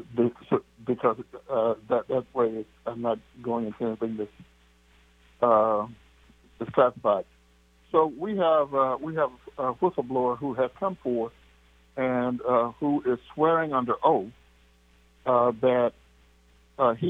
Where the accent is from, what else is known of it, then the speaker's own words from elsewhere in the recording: Texas, United States; moved away; also born or lived in Kansas City, Missouri; Aunt Edna, who I grew up with in Texas